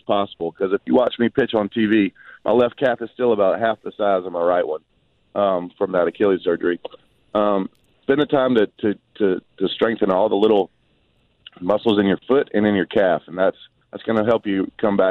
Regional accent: St. Simons Island, Georgia, United States; also born or lived in Brunswick, Georgia; born and raised on St. Simon's Island, and born in Brunswick and lived on St. Simon's my whole life

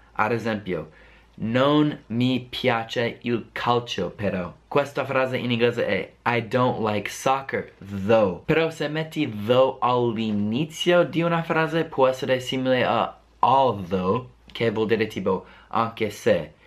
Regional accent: United States; accent: American; Italian is a second language; inizio a parlare come me stesso, un americano

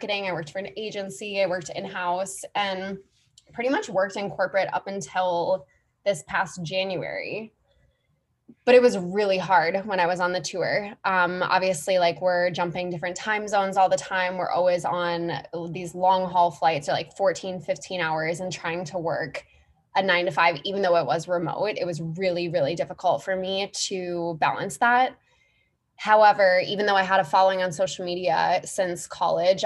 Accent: Minneapolis, Minnesota, United States; moved away as an adult; also born or lived in New York; So I grew up in Minneapolis, Minnesota, from the Midwest originally

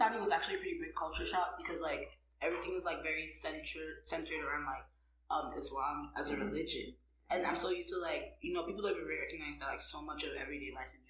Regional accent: Nigeria; also born or lived in Pennsylvania / New York; now in Arizona, United States; I'm Nigerian like them.

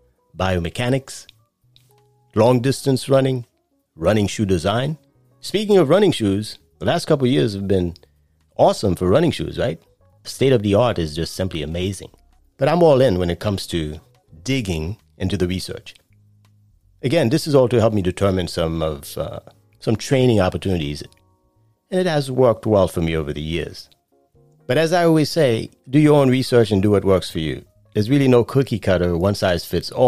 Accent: New York City, New York, United States; moved away; I grew up in Brooklyn as a child

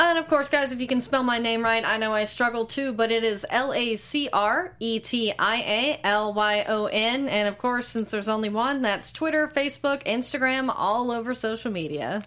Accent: Texas, United States; I'm from Texas. We put hot sauce on everything, including eggs

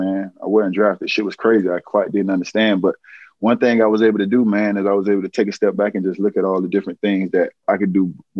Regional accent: Miami, Florida, United States; Born and raised North Shore Hospital, man. Grew up, you know, Liberty City. Moved around a little bit.

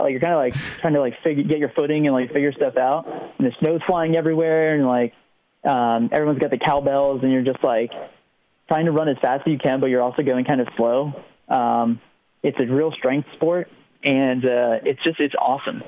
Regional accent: New Jersey, United States; moved away as an adult; also born or lived in Oklahoma / upstate New York; I grew up right on the Delaware Canal uh, towpath

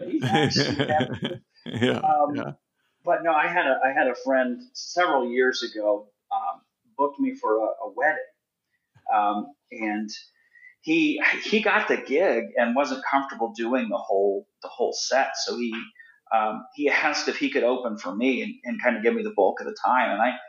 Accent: Indiana, United States; And I did a show here in my hometown in Indiana.

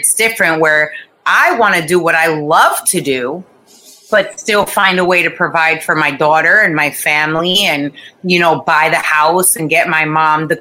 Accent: Boca Raton, Florida, United States; also born or lived in Costa Rica; I grew up in Boca

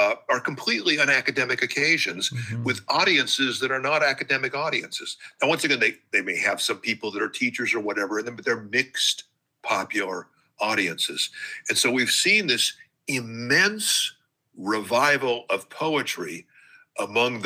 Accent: Hawthorne, California, United States; moved away; Whenever I'm in Los Angeles, I'll just drive back to my old neighborhood

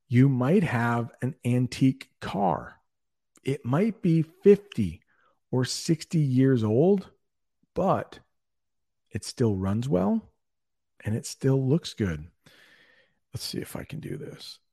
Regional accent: United States; I'm an American

